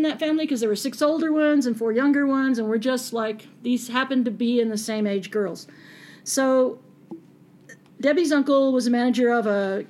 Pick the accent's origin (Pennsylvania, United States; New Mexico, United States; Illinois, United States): New Mexico, United States; Española; I grew up in Espanola.